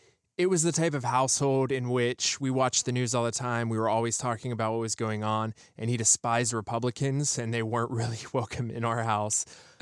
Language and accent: English; Pennsylvania, United States; now in Southern California, United States; I am based in Southern California, but I grew up back east. I grew up in Western Pennsylvania, in Appalachia, in a post-steel town. I grew up really poor.